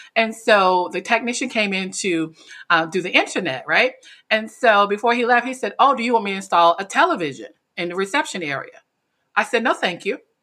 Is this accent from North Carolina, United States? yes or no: yes; North Carolina, United States; moved away as an adult; now in Washington, D.C., United States; I was born actually in Washington, D C, which is the urban part, but I was raised in a very small town in North Carolina